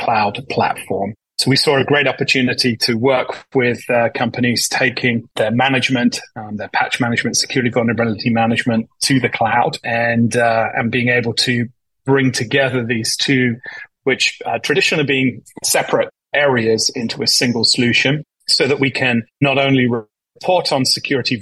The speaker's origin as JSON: {"language": "English", "country": "United Kingdom", "also_born_or_lived": "Boston", "moved": "as an adult", "lives_now": "United States", "said": "as you can probably tell from my accent, I'm originally from the UK."}